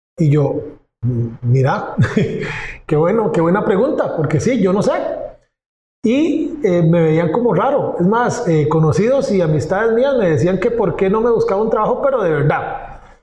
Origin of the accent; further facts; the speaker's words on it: Pérez Zeledón, San José, Costa Rica; Yo trabajaba en San José, en la capital pero yo nací al sur, en Pérez Celedón, que está a tres horas de la capital.